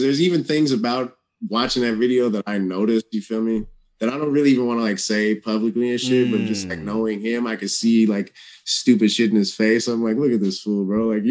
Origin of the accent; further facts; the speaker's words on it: Oakland, California, United States; growing up in the Bay Area and Oakland